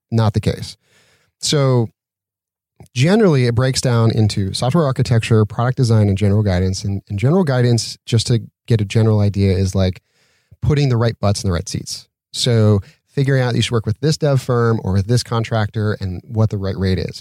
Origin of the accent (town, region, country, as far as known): Utah, United States; moved away as an adult; now in Santa Monica, United States